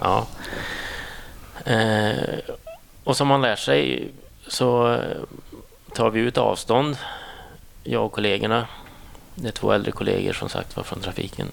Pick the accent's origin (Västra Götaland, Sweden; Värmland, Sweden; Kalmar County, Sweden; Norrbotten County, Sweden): Värmland, Sweden; Säffle; also born or lived in Thailand; now in Enköping, Sweden; jag är från en litet ställe som heter Säffle ja. som ligger i Värmland